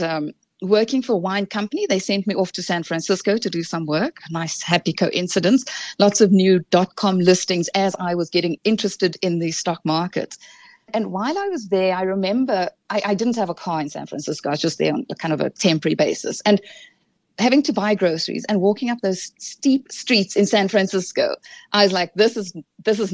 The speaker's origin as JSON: {"language": "English", "town": "Cape Town", "region": "Western Cape", "country": "South Africa", "tie": "born or raised there", "said": "I grew up in Cape Town"}